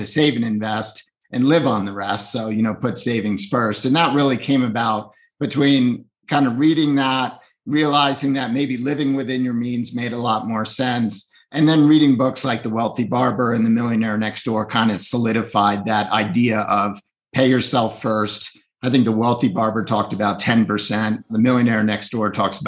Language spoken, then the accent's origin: English; Northeast, United States; I grew up in the Northeast